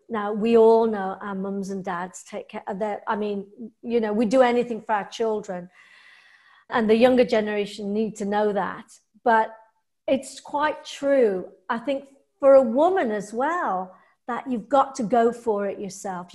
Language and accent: English; England, United Kingdom; I'm English